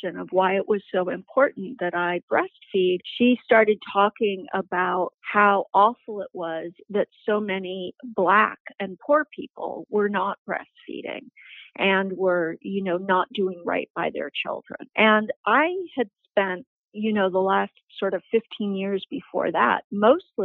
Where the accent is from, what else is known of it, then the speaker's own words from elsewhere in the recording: New York, United States; now in Canada; I'm from New York